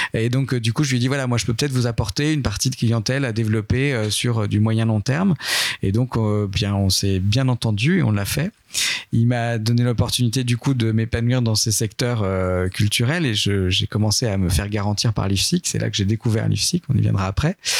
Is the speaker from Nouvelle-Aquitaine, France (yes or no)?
yes; Châtellerault, Nouvelle-Aquitaine, France; moved away as an adult; also born or lived in Tours; je viens pas de Lyon, mais je viens plutôt de Nouvelle-Aquitaine. J'étais dans une ville euh, qui s'appelle Châtellerault